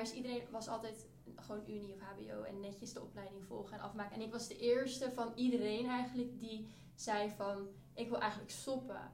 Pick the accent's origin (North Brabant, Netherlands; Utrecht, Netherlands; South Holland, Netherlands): Utrecht, Netherlands; near; ik kom uit Utrecht in de buurt